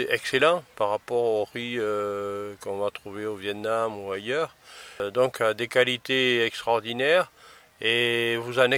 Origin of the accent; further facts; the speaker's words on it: Antananarivo, Analamanga, Madagascar; suis originaire de Tana, l'ethnie Mérina.